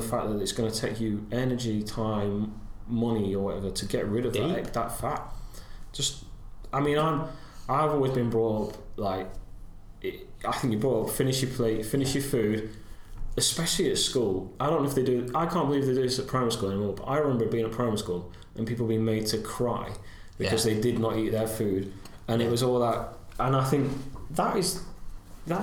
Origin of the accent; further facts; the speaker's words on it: United Kingdom; I'm so British